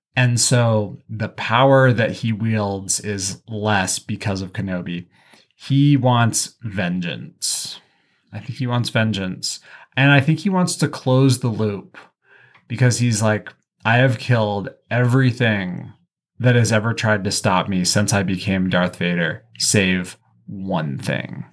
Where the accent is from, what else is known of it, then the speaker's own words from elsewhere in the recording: the West, United States; I'm from the West, which is the internal colony